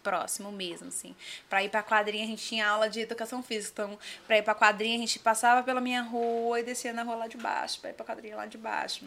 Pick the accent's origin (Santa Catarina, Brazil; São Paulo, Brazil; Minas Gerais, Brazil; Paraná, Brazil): São Paulo, Brazil; Diadema; Eu sou nascida em Diadema, ali na... Diadema. Diadema, Portinari